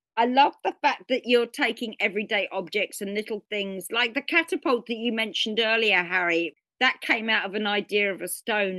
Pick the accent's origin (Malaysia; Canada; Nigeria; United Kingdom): United Kingdom; England; come from England and the weather's not good for a good part of the year.